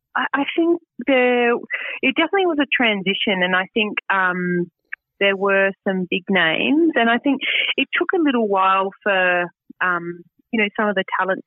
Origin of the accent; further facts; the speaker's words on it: Boorowa, New South Wales, Australia; moved away as an adult; now in Sydney, Australia; some friends that I grew up in Boorowa